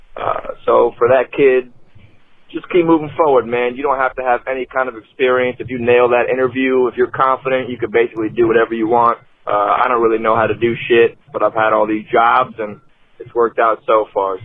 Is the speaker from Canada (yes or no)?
yes; Canada; I'm from Canada